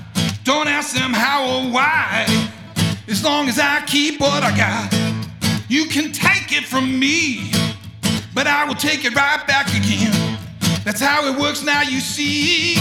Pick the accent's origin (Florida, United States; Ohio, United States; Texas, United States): Ohio, United States; Akron; moved away as an adult; also born or lived in Nashville, Tennessee / Vermont; I am originally from Akron, Ohio, 40 miles southeast of Cleveland. It's quite a budding music scene there when I was in high school, and it kind of dried up a few years after getting out of high school, and I moved to Nashville, Tennessee